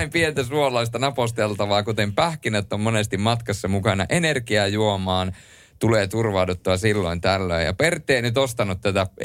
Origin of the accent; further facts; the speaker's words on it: Rovaniemi, Lapland, Finland; now in Helsinki, Finland; se oli muuten semmoinen asia, kun mä aikoinaan muutin Helsinkiin Rovaniemeltä